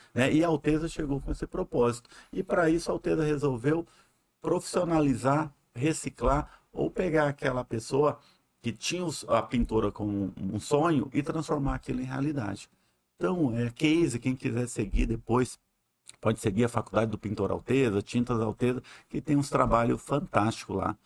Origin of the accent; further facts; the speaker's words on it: Mato Grosso, Brazil; moved away as an adult; also born or lived in Uberlândia; now in Manaus, Brazil; sou mato-grossense